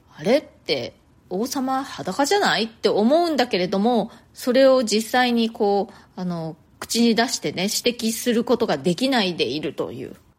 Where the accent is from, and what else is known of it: Japan; moved away as an adult; now in New York, United States